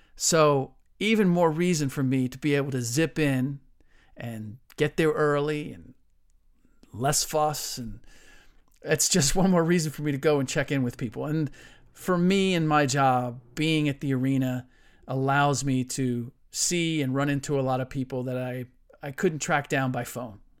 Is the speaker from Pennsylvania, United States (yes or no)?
no; Cincinnati, Ohio, United States; now in San Francisco Bay Area, United States; growing up in Cincinnati